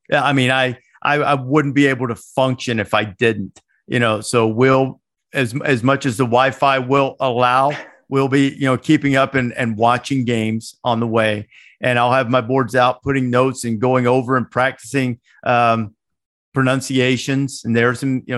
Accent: Northwest Alabama, United States; I grew up in Northwest Alabama

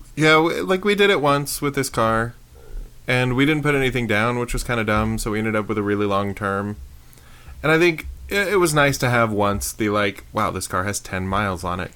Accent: Prescott, United States; I grew up in Prescott

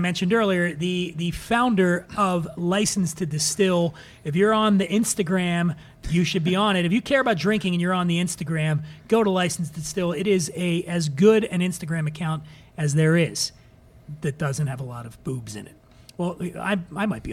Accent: Philadelphia, Pennsylvania, United States; now in Venice Beach, United States; I was born and raised in Philadelphia

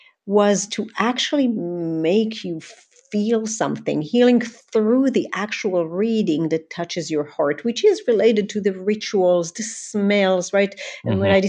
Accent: Israel; I grew up in Israel. My parents immigrated when they were young children. My father is from Iran. My mother is from Syria.

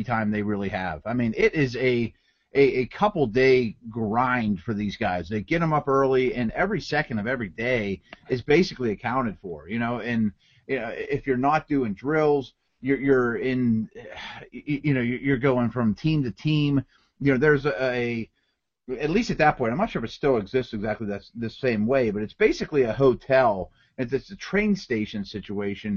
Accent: Pittsburgh, Pennsylvania, United States; I grew up in Pittsburgh

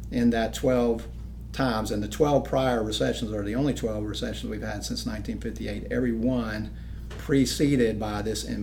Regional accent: Charleston, South Carolina, United States; now in Anderson, United States; actually grew up in Charleston for the most part. My dad's in the military, but I, I tell everybody I grew up in Charleston.

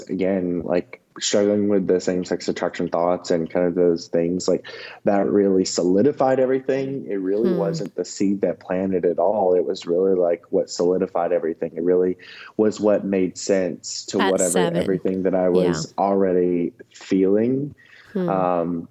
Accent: the South, United States; born or raised there

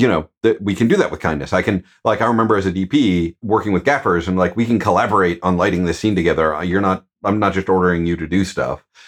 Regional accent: Midwest, United States; I'm a dude from the Midwest

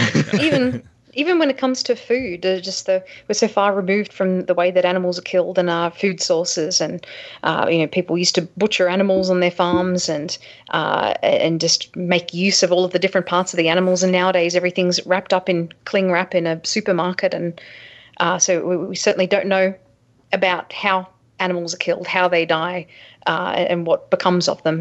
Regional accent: Australia; moved away; I'm from Australia originally

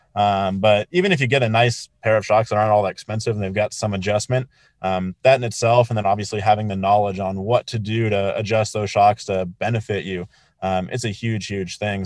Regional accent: Colorado Springs, Colorado, United States; growing up in Colorado Springs, like I, I look at Pikes Peak every single morning when I wake up.

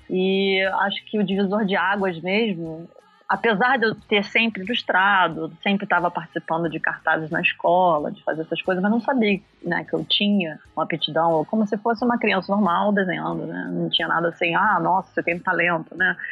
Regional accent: Niterói, Rio de Janeiro, Brazil; moved away as an adult; also born or lived in Netherlands; now in England; sou de Niterói, do Rio de Janeiro

